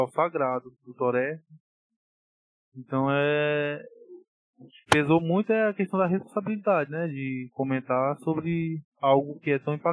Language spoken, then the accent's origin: Portuguese; Sobral, Ceará, Brazil; fique aqui na minha cidade natal, eu estava em Sobral, né?